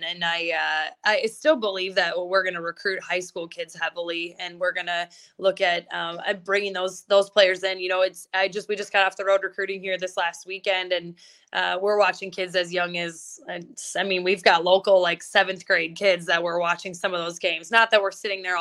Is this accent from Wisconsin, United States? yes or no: yes; just north of Milwaukee, Wisconsin, United States; now in South Dakota, United States; I'm from just north of Milwaukee